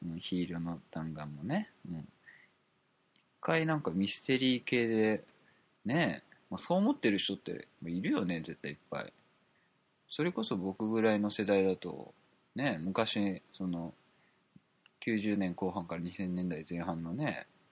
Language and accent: Japanese; Kansai, Japan; moved away; 関西出身だったんで、だったというか関西出身なんで